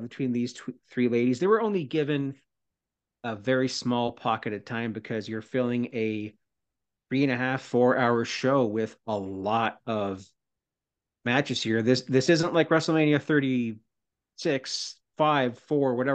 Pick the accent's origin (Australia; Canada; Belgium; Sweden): Canada